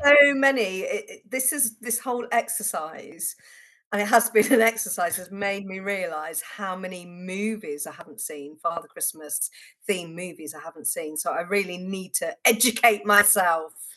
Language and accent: English; Worcestershire, West Midlands, United Kingdom; I grew up in Worcestershire